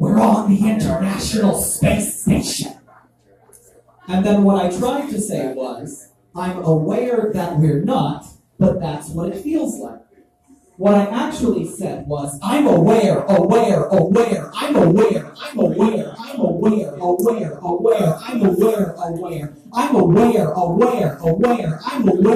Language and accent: English; Texas, United States; I grew up in Texas